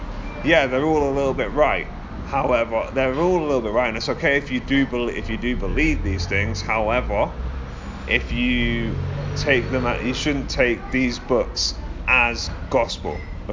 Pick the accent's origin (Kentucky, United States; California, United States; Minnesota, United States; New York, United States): New York, United States; Growing up in New York, there's a lot of mixtures of color, people of different colors and races.